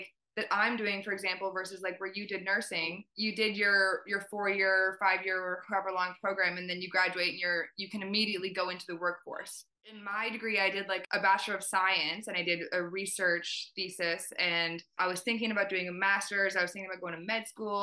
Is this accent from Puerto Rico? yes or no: no; Ontario, Canada; also born or lived in Italy; So I actually grew up in Ontario. I was born and raised in Canada.